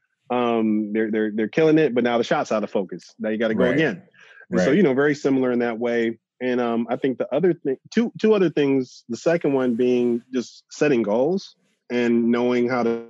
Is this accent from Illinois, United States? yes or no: yes; Chicago, Illinois, United States; growing up in Chicago